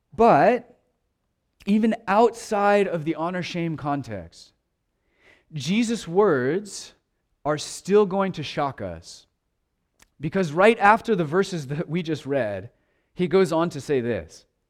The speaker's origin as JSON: {"language": "English", "country": "United States"}